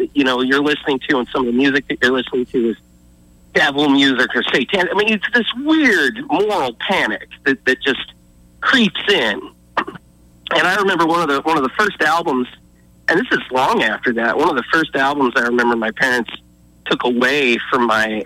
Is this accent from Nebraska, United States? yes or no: yes; Nebraska, United States; moved away; I grew up in Nebraska